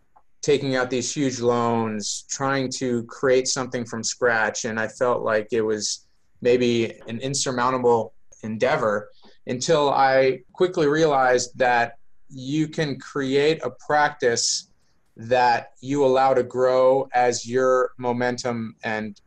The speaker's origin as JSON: {"language": "English", "town": "Baltimore", "region": "Maryland", "country": "United States", "tie": "born or raised there", "moved": "as an adult", "lives_now": "San Diego, United States", "said": "I am a Baltimore native, born and raised in Baltimore, Maryland"}